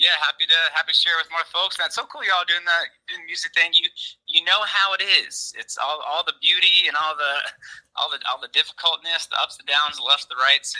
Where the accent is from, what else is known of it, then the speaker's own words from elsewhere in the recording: Silver Spring, Maryland, United States; also born or lived in Boonsboro, Maryland; So I was kind of born and raised in Silver Spring, Maryland. Right now I'm living out in Western Maryland. It's a town called Boonesboro outside Frederick. So kind of went from the suburbs into the country, you could say.